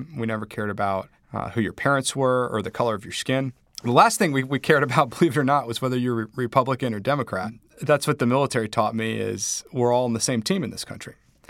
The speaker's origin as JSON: {"language": "English", "town": "Charlotte", "region": "North Carolina", "country": "United States", "tie": "born or raised there", "said": "I felt very blessed having grown up with the opportunities I'd had, gone to great schools, growing up in Charlotte and then being in college."}